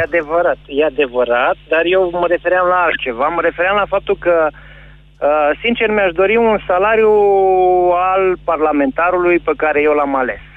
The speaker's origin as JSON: {"language": "Romanian", "town": "Pitești", "region": "Argeș", "country": "Romania", "said": "Sunt din Pitești"}